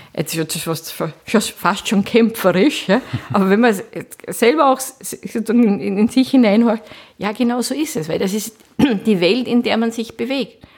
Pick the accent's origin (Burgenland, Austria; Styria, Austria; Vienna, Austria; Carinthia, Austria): Vienna, Austria; moved away as an adult; also born or lived in Geneva / Linz; seit 2001 bin ich wieder sozusagen zurück in meiner Heimatstadt. Ich bin an der Technischen Universität Wien Professorin